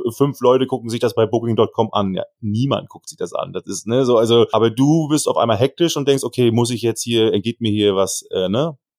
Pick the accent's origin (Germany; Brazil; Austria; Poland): Germany; Kiel, Hamburg, ich komme ja sogar aus der Ecke